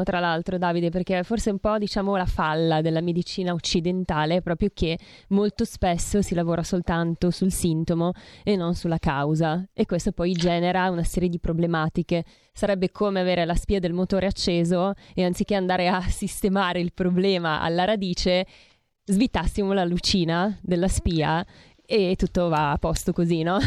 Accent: Bergamo, Lombardy, Italy; io poi sono bergamasca, figurati da noi si mangia tantissima carne

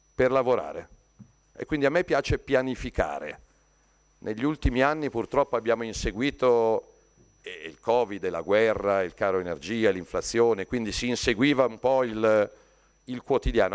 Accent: Lombardy, Italy; lo dico da Lombardo

